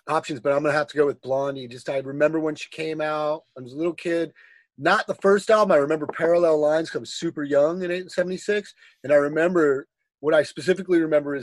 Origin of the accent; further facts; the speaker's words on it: West Coast, United States; also born or lived in Detroit, Michigan; I'm from Detroit originally, but I grew up on the West Coast